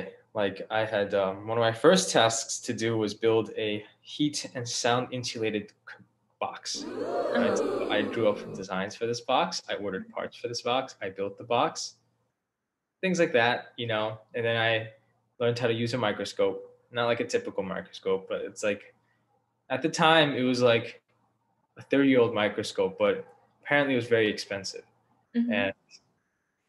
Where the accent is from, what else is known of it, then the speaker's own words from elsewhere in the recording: Long Island, New York, United States; I'm from Long Island